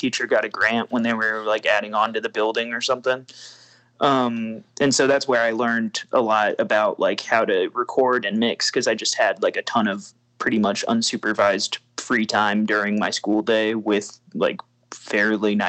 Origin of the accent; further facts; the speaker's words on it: Indiana, United States; I grew up in Indiana, so it was in-state tuition